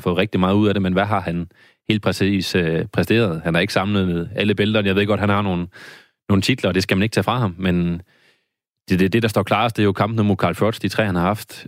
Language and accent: Danish; Randers, Central Denmark Region, Denmark; nu er jeg fra Randers.